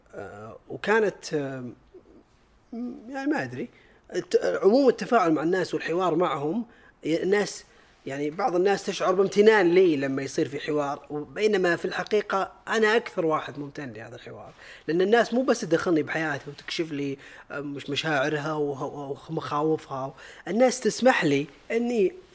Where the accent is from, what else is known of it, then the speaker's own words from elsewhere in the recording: Saudi Arabia; عندنا بالسعوديه الحمد لله والناس اللي فيها بغض النظر عن جنسيتهم هذه طبيعه ديرتنا